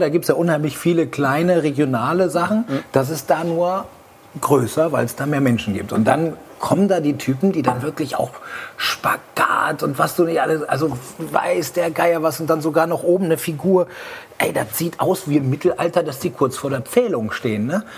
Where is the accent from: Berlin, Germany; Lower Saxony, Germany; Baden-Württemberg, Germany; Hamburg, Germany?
Lower Saxony, Germany; Aurich; moved away; in Aurich, Ostfriesland, wo ich herkomme, schöne Grüße in die Heimat